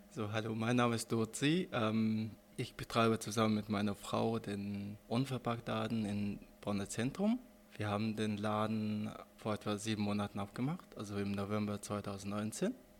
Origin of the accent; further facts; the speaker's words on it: Mongolia; now in Germany; ich bin selber Mongole. Und da bin ich von der Landschaft meines, äh, meiner Heimat sehr äh, fasziniert